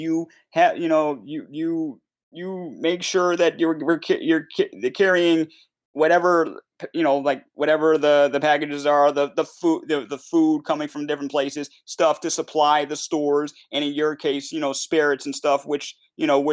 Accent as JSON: {"language": "English", "region": "Connecticut", "country": "United States", "said": "we're from Connecticut"}